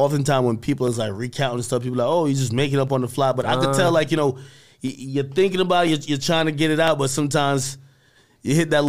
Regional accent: New Jersey, United States; also born or lived in Jamaica; I'm from Jersey. {S1} Right. {S0} I was born in Jamaica. I moved to Jersey young age, like 11 or whatever the case is. And at that point, I've always been in Jersey. I'm still in Jersey.

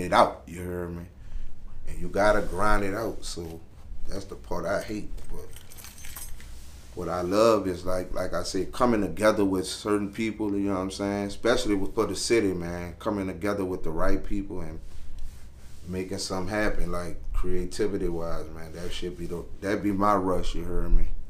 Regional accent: New Orleans, Louisiana, United States; I'm from Uptown New Orleans, Carrollton, 17 Ward

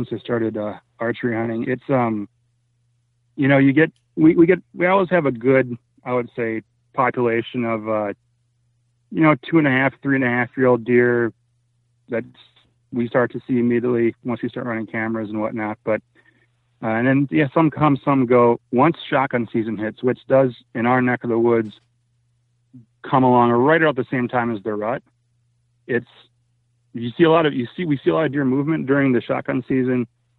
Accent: Minnesota, United States; When my family settled back in Minnesota and I was in a job that didn't require me to travel

